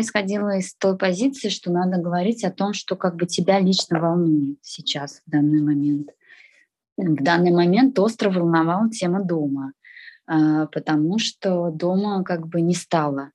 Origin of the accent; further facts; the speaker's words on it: Russia; moved away; also born or lived in Moscow; я россиянка, я говорю на русском языке